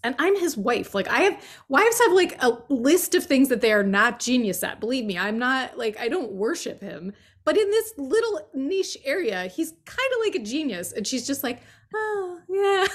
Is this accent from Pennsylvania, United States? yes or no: yes; Allentown, Pennsylvania, United States; moved away; Allentown, Pennsylvania